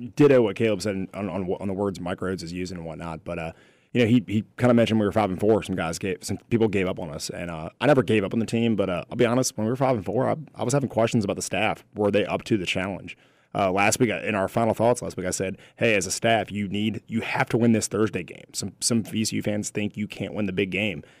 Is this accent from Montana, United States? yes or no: no; Virginia, United States; Growing up in Virginia